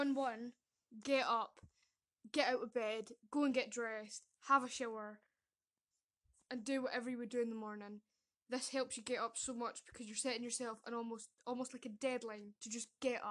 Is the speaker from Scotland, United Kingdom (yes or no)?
yes; Scotland, United Kingdom; I am from Scotland